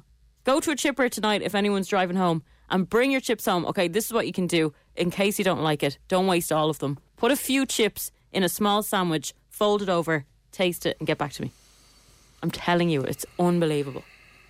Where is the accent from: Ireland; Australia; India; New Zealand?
Ireland; I'm Irish.